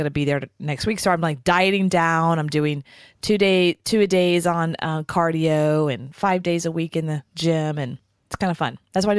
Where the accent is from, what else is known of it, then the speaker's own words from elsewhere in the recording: Texas, United States; I'm from Texas and born and raised.